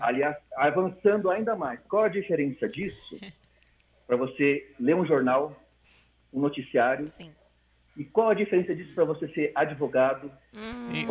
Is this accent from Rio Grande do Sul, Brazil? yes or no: no; São Paulo, Brazil; moved away as an adult; also born or lived in Dom Eliseu, Pará; Quando eu saí de São Paulo, mesmo com 26 anos